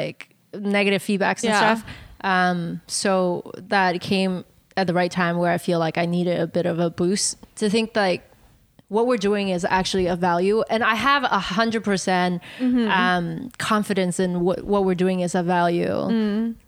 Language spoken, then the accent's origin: English; Canada; our identity as Asian Canadian woman